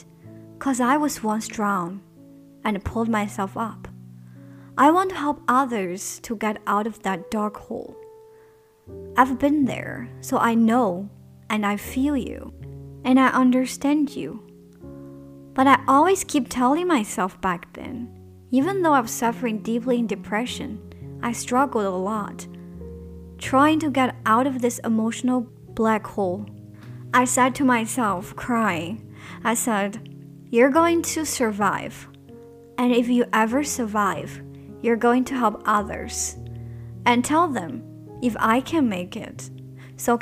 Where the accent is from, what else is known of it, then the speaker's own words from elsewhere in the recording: China; first language Chinese; English is a second language; moved away as an adult; now in Germany; I'm from China.